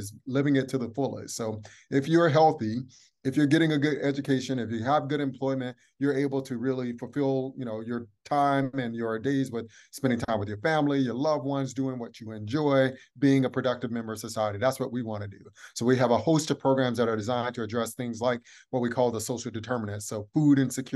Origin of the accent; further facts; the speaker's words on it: Atlanta, Georgia, United States; I'm from Atlanta, born and raised